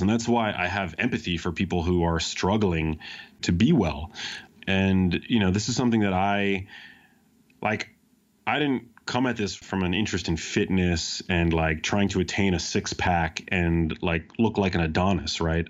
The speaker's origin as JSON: {"language": "English", "town": "New York City", "region": "New York", "country": "United States", "tie": "born or raised there", "said": "I grew up in New York City"}